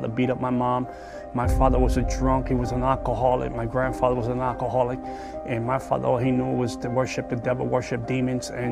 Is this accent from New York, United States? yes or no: yes; New York City, New York, United States; I was born in the South Bronx